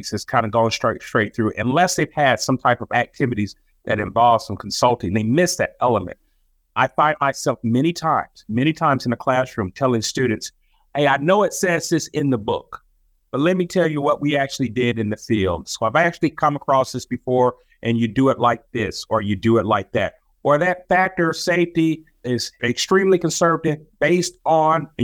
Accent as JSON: {"language": "English", "town": "Rome", "region": "Georgia", "country": "United States", "tie": "born or raised there", "also_born_or_lived": "Tallahassee, Florida / Washington, D.C. / Ohio", "moved": "as an adult", "lives_now": "Kentucky, United States", "said": "I'm originally from Rome, Georgia. So I'm a Southern boy, born and raised"}